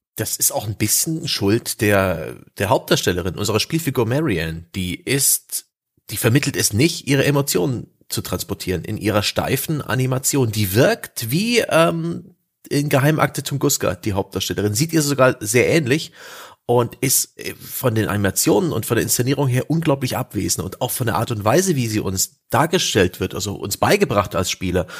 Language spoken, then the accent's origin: German; East Germany, Germany; ich bin ja im Osten groß geworden